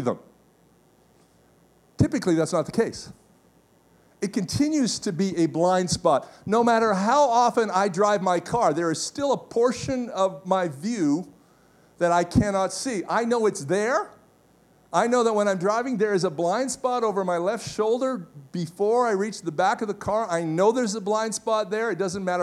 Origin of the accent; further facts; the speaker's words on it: Canada; as a Canadian